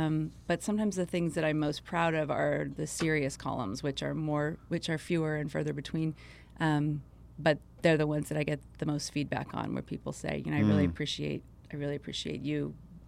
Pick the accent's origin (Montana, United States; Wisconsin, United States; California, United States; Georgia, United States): California, United States; Hollywood; I come from a family of storytellers. I grew up in Hollywood in the entertainment business.